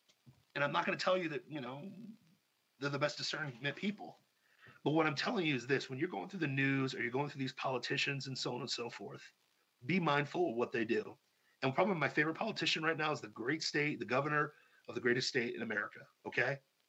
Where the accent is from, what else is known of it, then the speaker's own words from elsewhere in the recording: Troy, Ohio, United States; now in Florida, United States; Troy, Ohio, which is my hometown.